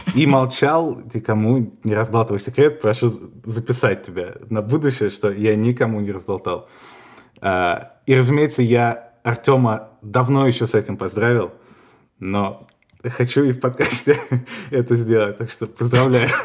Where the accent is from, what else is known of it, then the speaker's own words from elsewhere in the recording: Russia; moved away as an adult; now in Spain; я из России